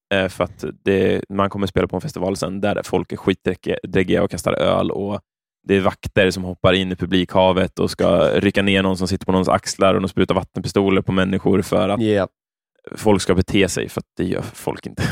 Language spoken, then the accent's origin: Swedish; Örebro, Örebro County, Sweden; när jag växte upp så i Örebro